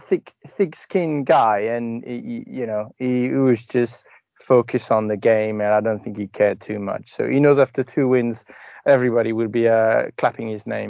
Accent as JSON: {"language": "English", "region": "Scotland", "country": "United Kingdom", "said": "As a Scot, I think it's fun that you play the pessimist."}